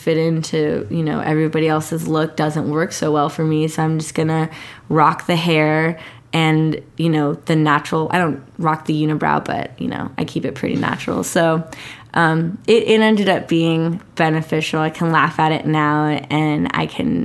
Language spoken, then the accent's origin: English; San Diego, California, United States; I grew up in Mira Mesa's predominantly Asian community